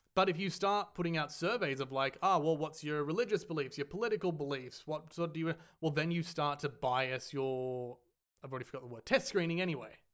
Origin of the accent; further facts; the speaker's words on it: Australia; we are from Australia